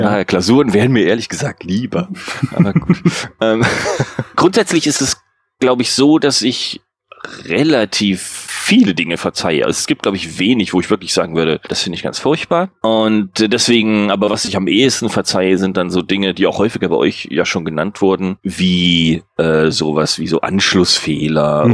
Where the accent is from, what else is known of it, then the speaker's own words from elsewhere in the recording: Hamburg, Germany; Ich komme aus Hamburg.